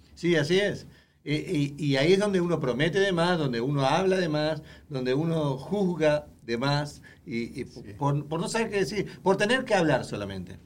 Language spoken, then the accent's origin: Spanish; Uruguay; moved away; yo soy uruguayo